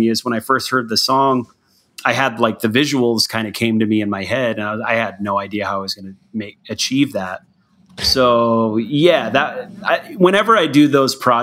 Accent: Tucson, Arizona, United States; I'm from Tucson

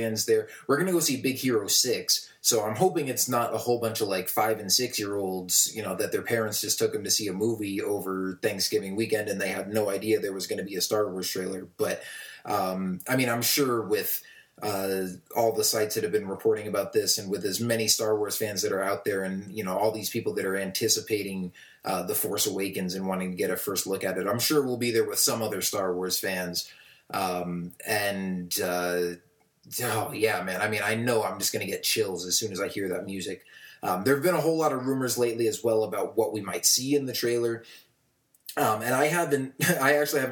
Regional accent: Tucson, Arizona, United States; my hometown in Tucson, Arizona

